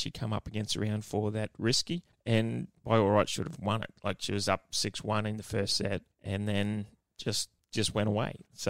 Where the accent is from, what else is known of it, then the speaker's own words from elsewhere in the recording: Australia; as an Aussie